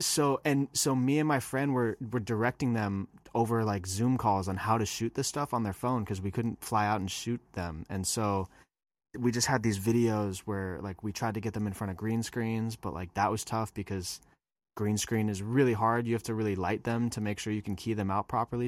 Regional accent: just north of San Francisco, Northern California, United States; moved away as an adult; also born or lived in Hawaii; I am from California. I was, uh, grew up there in Northern California, just north of San Francisco.

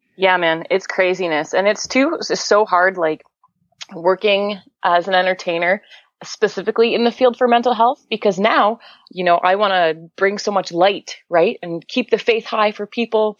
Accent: Canada; I'm from Canada

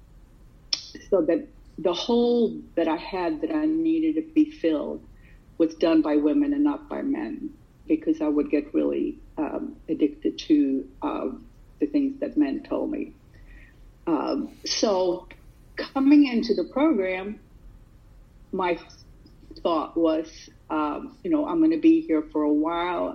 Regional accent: Sweden; now in United States; I did not grow up here in the United States. I grew up in Sweden

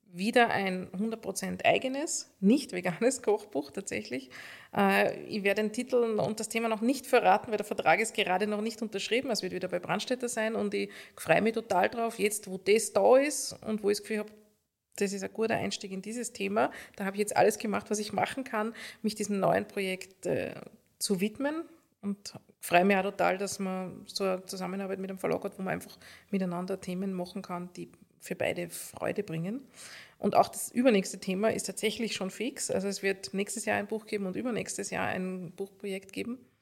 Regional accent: Upper Austria, Austria; now in Vienna, Austria; als Oberösterreicherin

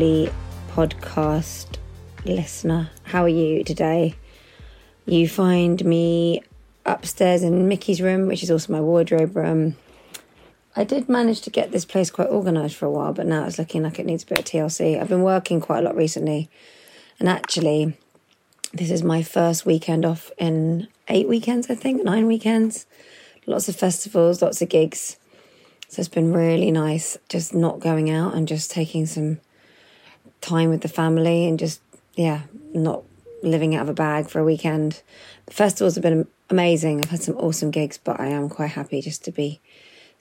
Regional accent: United Kingdom; here in the UK, growing up in the UK

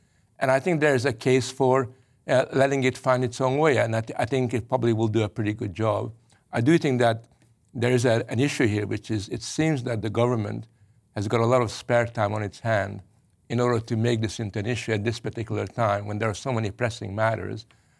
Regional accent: Canada; I grew up in Canada, but 100% Hungarian.

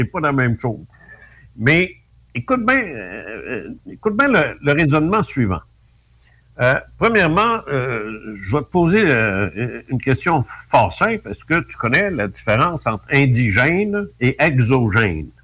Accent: Canada; on vient tous de France

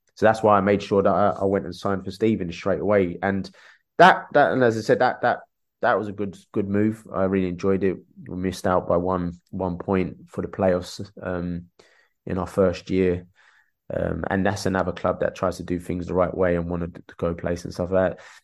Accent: London, United Kingdom; I grew up in Peckham, Dulwich down the road

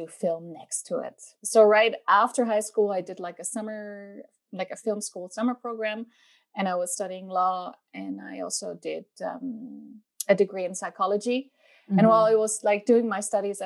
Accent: Berlin, Germany; I grew up in the middle of Berlin in Kreuzberg Mitte.

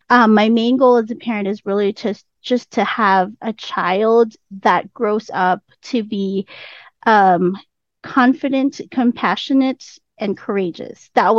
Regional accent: Philippines; now in United States; And I'm already in the US. I came from the Philippines. I'm already in the US. I was a teacher in the US

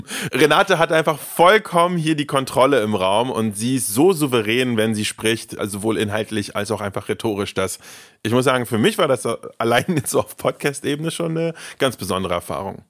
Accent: Berlin, Germany; ich bin zwar nicht in Berlin geboren, aber auf jeden Fall aufgewachsen und zwar in Tempelhof-Schöneberg

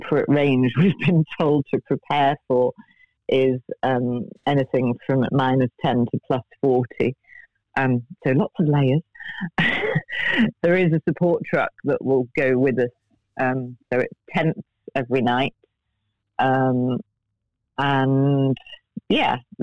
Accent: United Kingdom; as a Brit

